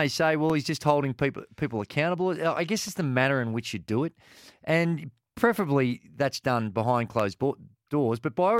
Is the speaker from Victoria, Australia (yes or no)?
yes; Port Melbourne, Victoria, Australia; Oh, well, I grew up in Port Melbourne and the boys there. If you didn't know rhyming slang, you're cooked.